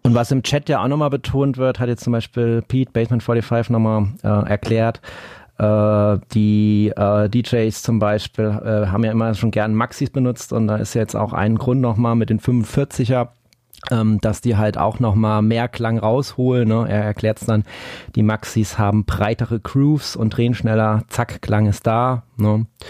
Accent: Black Forest, Baden-Württemberg, Germany; bei uns im Schwarzwald

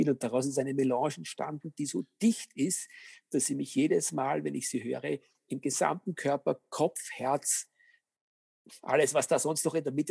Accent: Austria; ich behaupte mal, als Österreicher darf man durchaus äh, sich auf die Fahnen heften

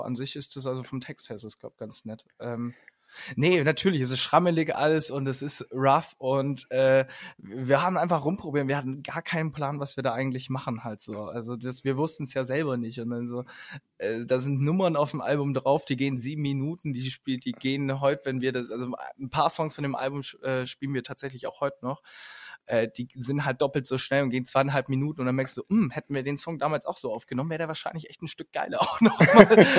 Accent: Ulm, Baden-Württemberg, Germany; wir kommen aus Ulm

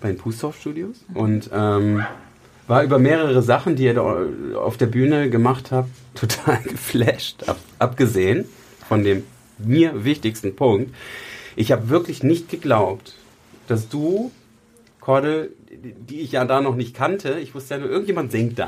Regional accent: Weyhe, Lower Saxony, Germany; ich komme ja aus Weihe

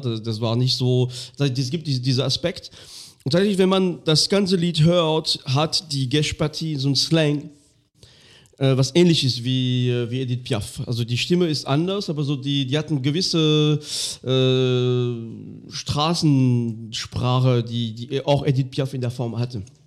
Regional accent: Lorraine, Grand Est, France; German is a second language; moved away; in dem ganz kleinen Minidorf, wo ich aufgewachsen bin. Ähm, irgendwo in Lothringen

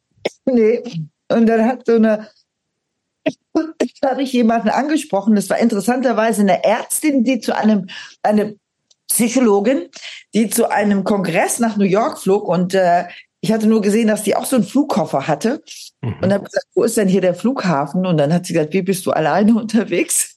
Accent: Aachen, North Rhine-Westphalia, Germany; now in Schleswig-Holstein, Germany; ich komme aus Aachen, aus diesem äh, katholischen Aachen mit dem Dom

